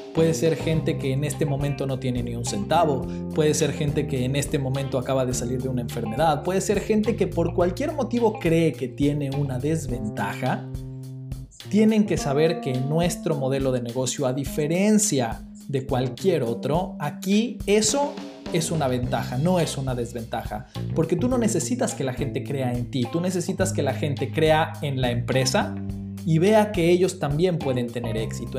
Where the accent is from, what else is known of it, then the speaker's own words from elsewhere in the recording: Mexico; soy de México.